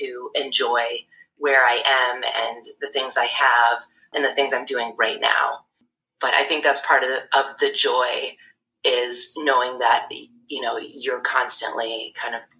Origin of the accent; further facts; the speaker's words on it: Syracuse, New York, United States; moved away as an adult; also born or lived in Durham, North Carolina / Brooklyn, New York; I was born and raised in Syracuse